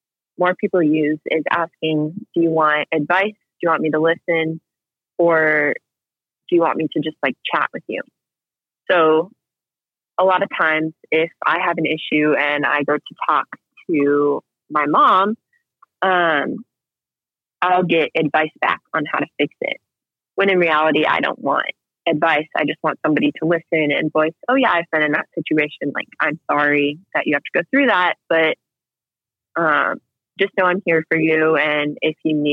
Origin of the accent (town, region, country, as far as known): United States